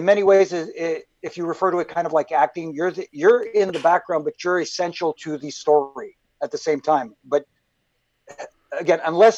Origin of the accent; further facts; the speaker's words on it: Toronto, Ontario, Canada; growing up in Toronto